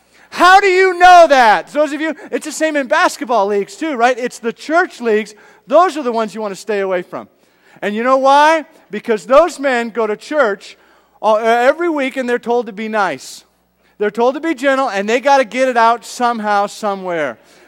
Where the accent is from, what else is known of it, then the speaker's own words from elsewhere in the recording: Edmonton, Alberta, Canada; I was from Canada. Grew up in Edmonton, straight north, all the way up.